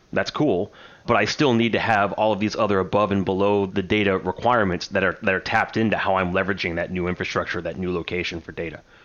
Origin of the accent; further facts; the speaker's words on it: United States; I'm an American